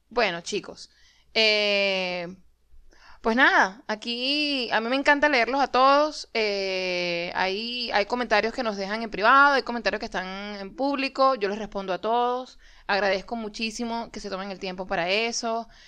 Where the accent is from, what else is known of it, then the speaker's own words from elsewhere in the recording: Maracaibo, Zulia, Venezuela; Como buen maracucho, igual me tomé la sopa creyendo que esa vaina era caimán de verdad.